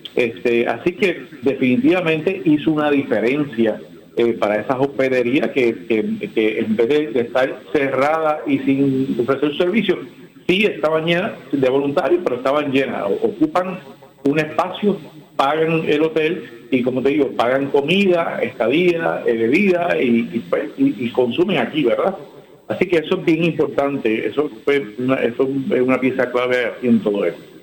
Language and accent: Spanish; Ponce, Puerto Rico; Ponce está caliente en, buen sentido de la palabra y es, mi pueblo